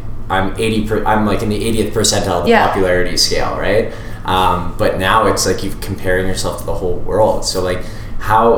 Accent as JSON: {"language": "English", "town": "Vancouver", "region": "British Columbia", "country": "Canada", "tie": "born or raised there", "said": "I grew up in Vancouver, so BC"}